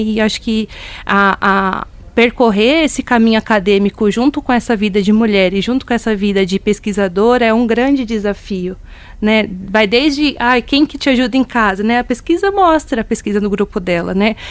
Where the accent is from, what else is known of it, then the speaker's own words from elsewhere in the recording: Rio Grande da Serra, São Paulo, Brazil; Eu sou de Rio Grande da Serra, divisa de município com Paranapiacaba